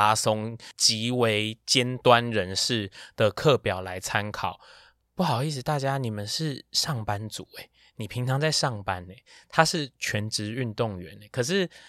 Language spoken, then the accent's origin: Chinese; Taiwan; 毕竟我就是台湾人。